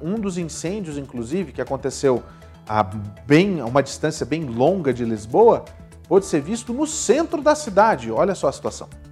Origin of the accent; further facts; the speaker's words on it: Brazil; now in United States; A gente é brasileiro